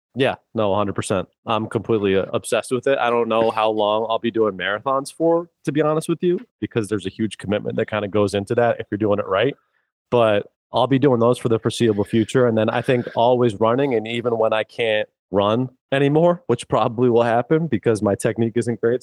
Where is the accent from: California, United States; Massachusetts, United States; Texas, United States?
Massachusetts, United States; Worcester; I'm an Irish kid from Worcester